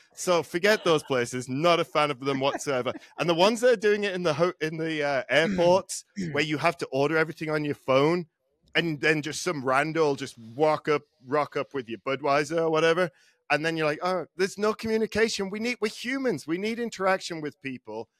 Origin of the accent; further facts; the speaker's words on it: England, United Kingdom; I'm English.